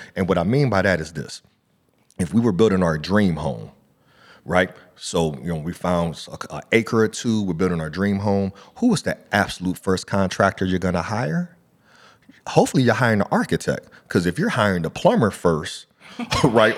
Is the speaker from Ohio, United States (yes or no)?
yes; Akron, Ohio, United States; growing up in Akron, Ohio